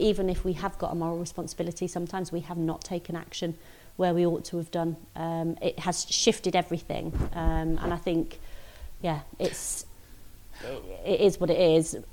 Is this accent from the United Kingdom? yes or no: yes; Grimsby, Yorkshire and the Humber, United Kingdom; And I'm from Grimsby. I live in Grimsby.